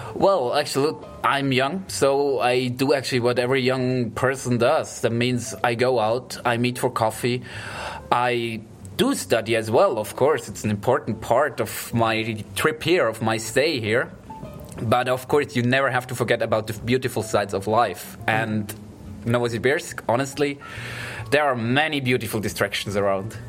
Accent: Switzerland; moved away as an adult; also born or lived in Spain; now in Russia; born in Switzerland. I studied there my bachelor degree, went then to Spain to study there my master degree, and now I'm in Russia

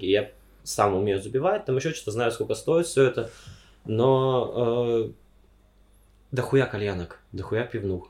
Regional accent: Omsk, Omsk Oblast, Russia; moved away as an adult; also born or lived in Yekaterinburg; Я из Омска, из Сибири уехал в Екатеринбург просто за тысячу километров, чтобы учиться

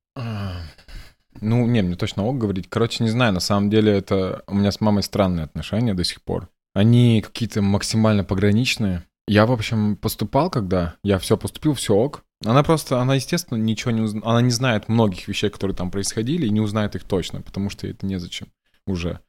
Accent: Sheksna, Vologda Oblast, Russia; moved away; я типа чувак из Шексны какой-то. Никто не знает вообще, где это находится

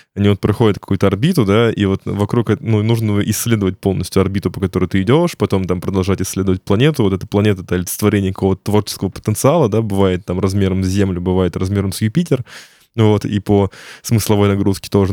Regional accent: Ryazan, Ryazan Oblast, Russia; я сам из Рязани

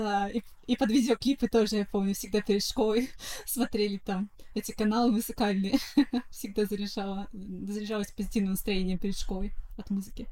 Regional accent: Saint Petersburg, Russia; Коренная петербурженка

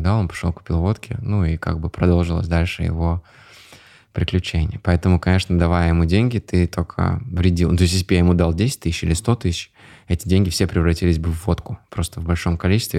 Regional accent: Ozersk, Chelyabinsk Oblast, Russia; moved away as an adult; also born or lived in Moscow; now in Dubai, United Arab Emirates; Я родился в Озерске, это Челябинская область

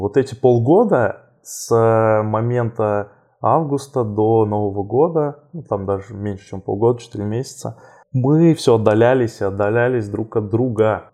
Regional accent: southern Russia, Russia; moved away as an adult; now in Moscow, Russia; мой родной город, э, на юге России

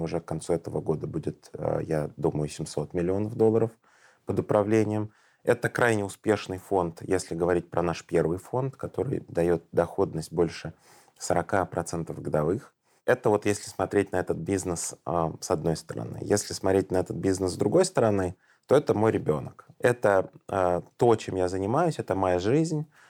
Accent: Tashkent, Uzbekistan; я сам родом из Ташкента

